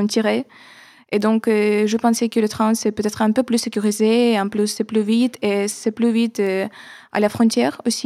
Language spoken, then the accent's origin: French; Kyiv, Ukraine; French is a second language; moved away as an adult; now in Paris, France; je ne veux pas quitter Kiev, c'est ma ville natale